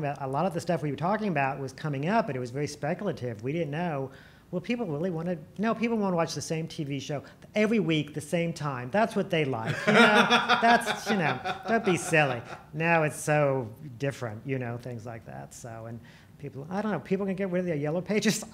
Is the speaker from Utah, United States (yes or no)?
no; Illinois, United States; moved away as an adult; also born or lived in Marion County, Illinois; now in Culpeper, Virginia, United States; I grew up in Illinois. My family is from Marion County